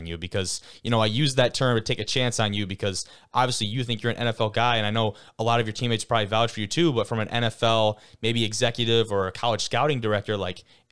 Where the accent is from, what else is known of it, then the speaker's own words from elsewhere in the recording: Lake Orion, Michigan, United States; I'm from Lake Orion